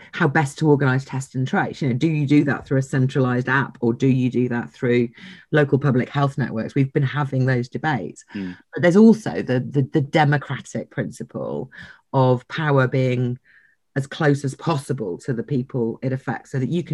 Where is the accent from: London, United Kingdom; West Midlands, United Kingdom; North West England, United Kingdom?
London, United Kingdom; I'm from London